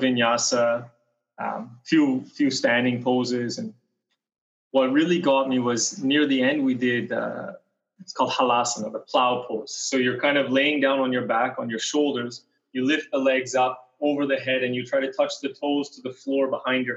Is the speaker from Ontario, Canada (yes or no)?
no; British Columbia, Canada; I'm from Canada, originally from a small town in British Columbia, a little mountain town